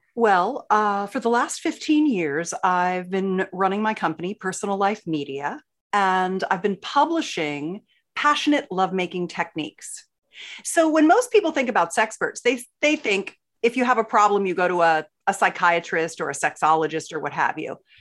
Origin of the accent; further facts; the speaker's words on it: Philadelphia, Pennsylvania, United States; now in San Diego, United States; I grew up in Philly